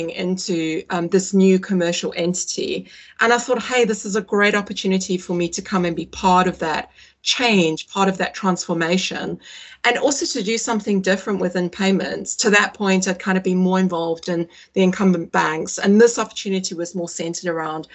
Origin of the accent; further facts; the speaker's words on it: South Africa; moved away as an adult; also born or lived in Singapore; now in United Kingdom; I'm British. You'd never say so, but I was born in the UK. I grew up in South Africa, moved there when I was 11